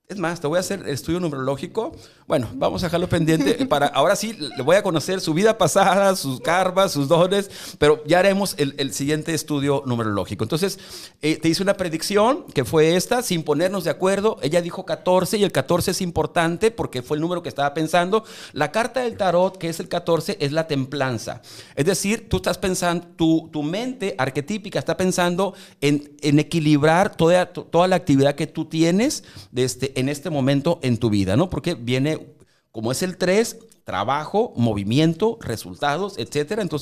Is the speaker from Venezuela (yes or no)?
no; Ciudad Obregón, Sonora, Mexico; Yo, soy de Obregón